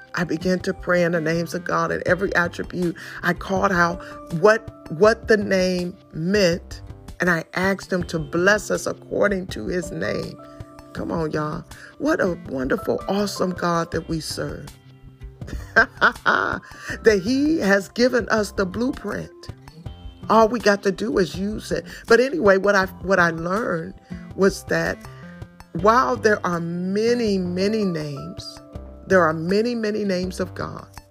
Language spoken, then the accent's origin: English; Detroit, Michigan, United States; I come straight from Detroit